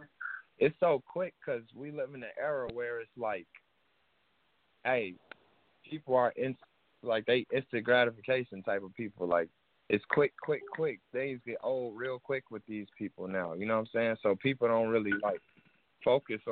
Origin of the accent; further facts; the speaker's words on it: Chicago, Illinois, United States; I'm from Chicago